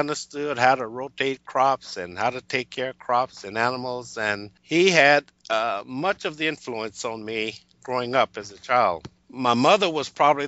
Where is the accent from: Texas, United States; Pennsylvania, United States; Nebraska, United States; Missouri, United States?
Texas, United States; moved away as an adult; also born or lived in Alaska; now in Auburn, Washington, United States; I was born and raised in Texas and spent most of my working life in Alaska